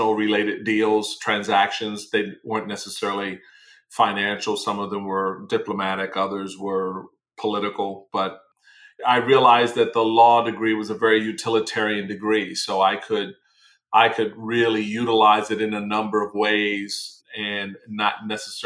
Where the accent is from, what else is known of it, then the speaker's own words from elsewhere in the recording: Washington, District of Columbia, United States; In Washington, D.C. In D.C., not the D.C. area. I'm actually a native Washingtonian